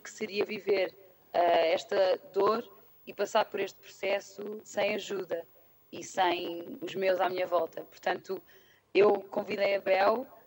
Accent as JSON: {"language": "Portuguese", "region": "Lisbon", "country": "Portugal", "also_born_or_lived": "London", "moved": "as an adult", "said": "tenho 29 anos e sou de Lisboa."}